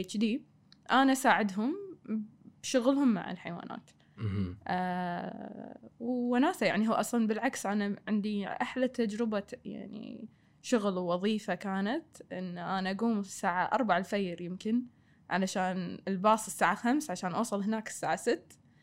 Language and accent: Arabic; Kuwait; moved away as an adult; also born or lived in Australia; ابي افيد ديرتي